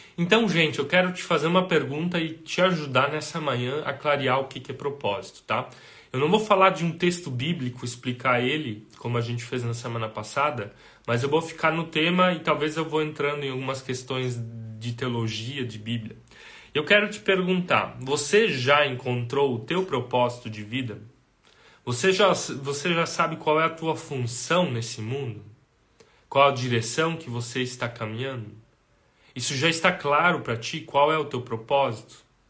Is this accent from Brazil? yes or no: yes; Brazil; Nós somos brasileiros